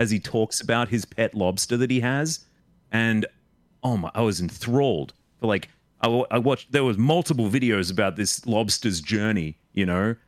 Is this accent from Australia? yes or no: yes; Australia; accent: Australian; I was brought up Australian